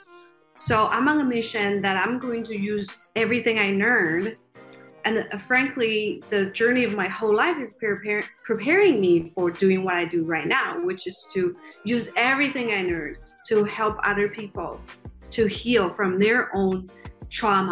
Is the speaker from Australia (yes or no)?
no; China; moved away; I grew up in China in a relatively poor family